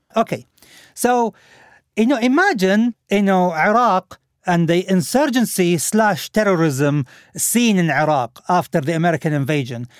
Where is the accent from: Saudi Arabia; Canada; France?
Saudi Arabia; Al Khobar, Eastern Province; moved away; my hometown also, from Al-Khubar